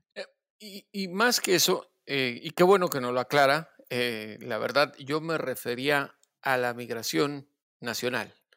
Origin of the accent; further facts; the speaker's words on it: Mexico; lo que somos los mexicanos